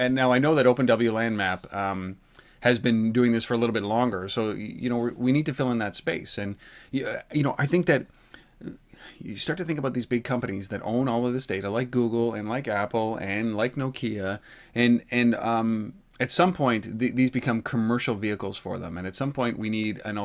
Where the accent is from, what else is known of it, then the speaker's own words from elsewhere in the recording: Canada; I'm Canadian